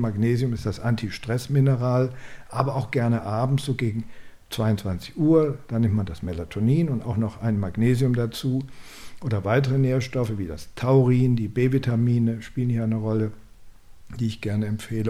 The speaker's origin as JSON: {"language": "German", "country": "Germany", "said": "bei uns in Deutschland"}